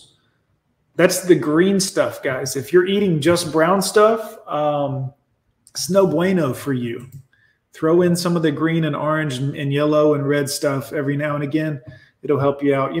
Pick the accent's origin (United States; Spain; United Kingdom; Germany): United States; I'm American as apple pie.